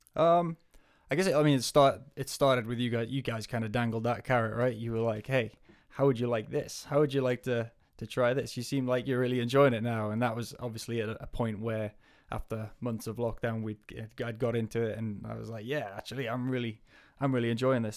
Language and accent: English; Northumberland, North East England, United Kingdom; moved away as an adult; also born or lived in Wales / New Zealand; now in Aviemore, United Kingdom; I am from Northumberland, so northeast of England, originally.